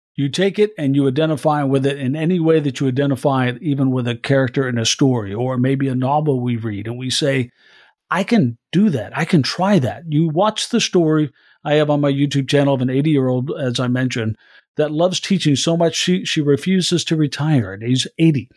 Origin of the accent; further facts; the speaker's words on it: Iowa, United States; I'm from Iowa, a state that uh, holds the caucuses